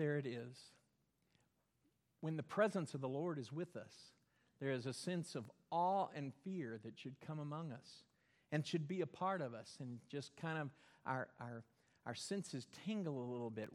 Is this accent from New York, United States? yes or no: no; Belton, Texas, United States; moved away; Where I grew up in Belton, there was a dam, Belton Dam, built way up high.